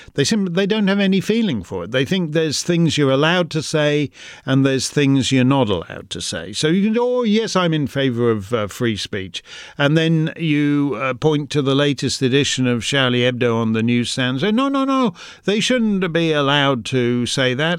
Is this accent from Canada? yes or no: yes; Canada; the Canadian, uh, human rights apparatus in my own country